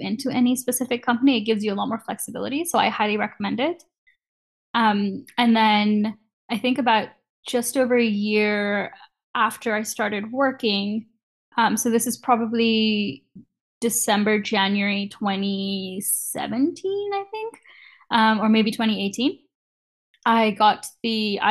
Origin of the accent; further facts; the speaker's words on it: Kenya; moved away as an adult; now in Canada; growing up in Kenya